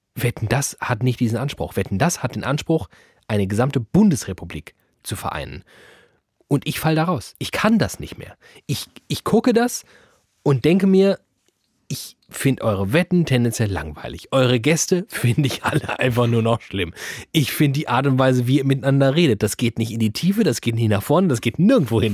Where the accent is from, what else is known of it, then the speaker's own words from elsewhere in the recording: Germany; wir es als Deutsche